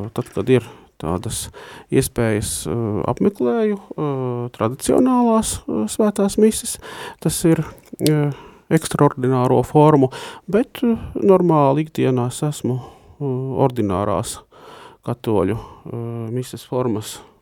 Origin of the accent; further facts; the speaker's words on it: Latvia; moved away as an adult; now in Riga, Latvia; neesmu dzimis Rīgā, bet esmu nācis no Lūksnes puses